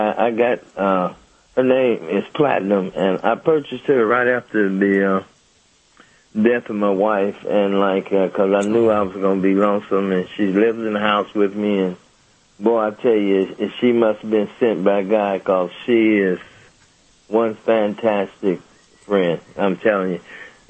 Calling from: Pomona, California, United States; Pomona, California.

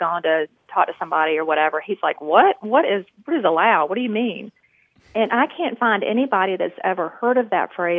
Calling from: Wilmington, North Carolina, United States; I'm calling you from Wilmington, North Carolina

